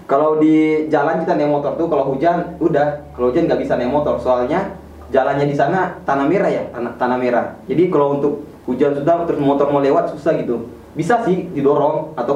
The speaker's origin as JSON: {"language": "Indonesian", "town": "Sebatik", "region": "North Kalimantan", "country": "Indonesia", "said": "asal saya dari Pulau Sebatik, perbatasan Indonesia Malaysia, Kabupaten Nunukan, di Kalimantan Utara, provinsi yang termuda di Indonesia."}